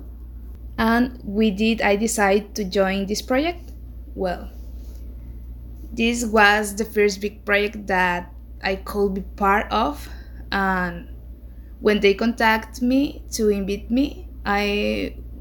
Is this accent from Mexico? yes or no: yes; Mexico; I am from Mexico.